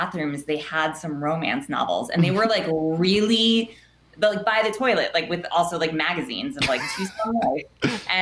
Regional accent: Los Angeles, California, United States; accent: Valley girl; I am from the Valley and I still live in the Valley.

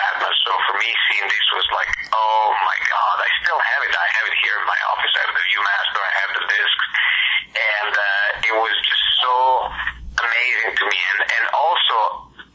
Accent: Italy; moved away; I grew up in Italy

